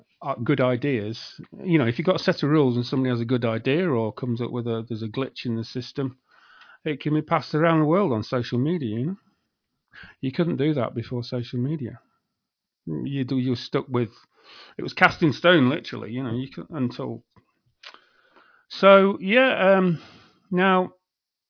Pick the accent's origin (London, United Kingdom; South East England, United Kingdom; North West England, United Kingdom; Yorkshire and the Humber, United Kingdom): Yorkshire and the Humber, United Kingdom; also born or lived in Leeds; I come from Yorkshire